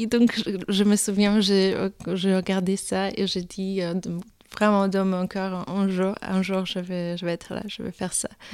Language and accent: French; Poland; French is a second language; moved away; je suis polonaise, j'ai commencé mon, ma, l'histoire là-bas